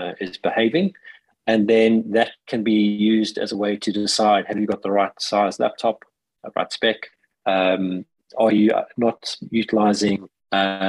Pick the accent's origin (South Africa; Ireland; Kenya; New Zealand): South Africa; now in United Kingdom; I am a South African living in the UK